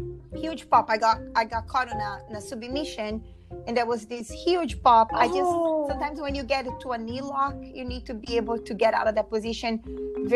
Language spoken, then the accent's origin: English; Brazil; English is a second language; moved away as an adult; also born or lived in Philadelphia, United States; now in United States; I'm from Brazil originally.